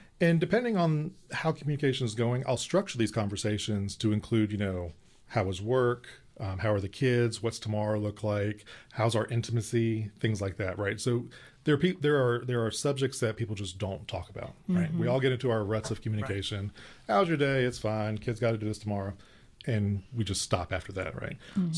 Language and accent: English; Stone Mountain, Georgia, United States; I grew up in Stone Mountain. Corpus Christi is my parish growing up.